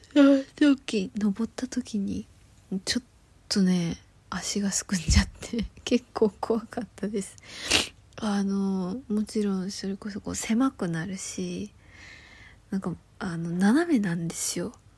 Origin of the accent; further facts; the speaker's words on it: Yamagata, Japan; moved away; 山形出身なので私は